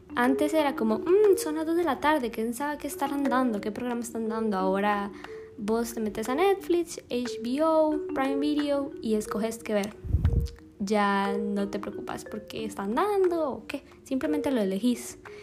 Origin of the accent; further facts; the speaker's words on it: Alajuela, Costa Rica; soy de Alajuela